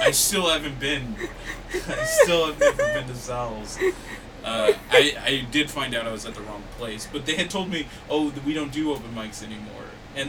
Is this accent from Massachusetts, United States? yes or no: no; California, United States; I'm from California!